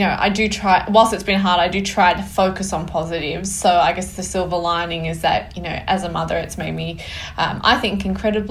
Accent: New South Wales Central Coast, Australia; I grew up on the New South Wales Central Coast, so it's halfway between Sydney and Newcastle

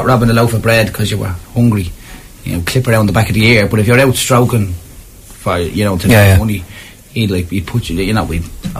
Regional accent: Donegal, Ulster, Ireland; now in Dublin, Ireland; Myself, I'm from Donegal.

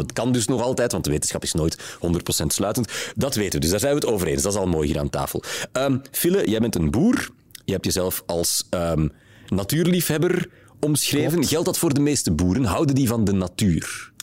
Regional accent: Flanders, Belgium; bij ons in Vlaanderen

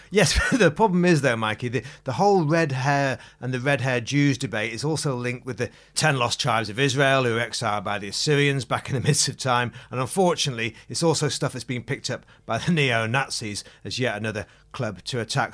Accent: Macclesfield, North West England, United Kingdom; my hometown, Macclesfield

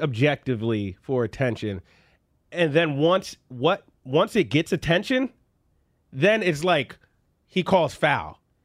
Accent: Philadelphia, Pennsylvania, United States; I grew up in Philadelphia

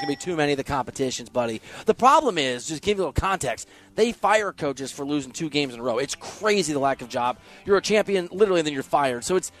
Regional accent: Iowa, United States; I'm from Iowa.

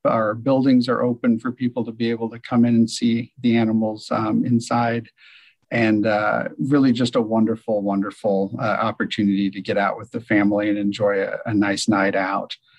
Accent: Decatur, Illinois, United States; I'm from Decatur, Illinois, Central Illinois, um, and there's a small zoo in my hometown, Scoville Zoo

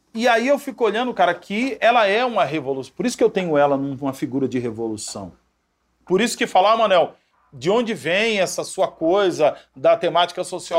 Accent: Salvador, Bahia, Brazil; Eu venho né, do, de Salvador

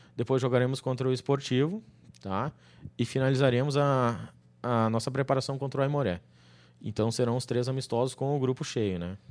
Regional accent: Caxias do Sul, Rio Grande do Sul, Brazil; moved away as an adult; now in Porto Alegre, Brazil; Minha cidade natal, Caxias do Sul

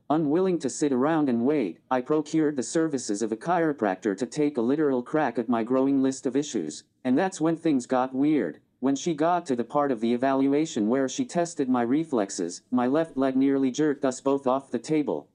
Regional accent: Lawrence, Kansas, United States; moved away as an adult; also born or lived in Saint Louis; I grew up in Lawrence, pretty normal childhood

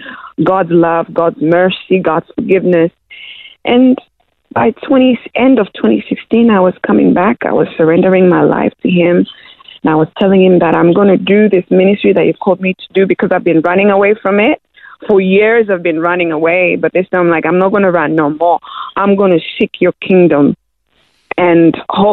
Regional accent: Zimbabwe; also born or lived in Democratic Republic of Congo; now in Australia; I grew up in Zimbabwe. I was a refugee there

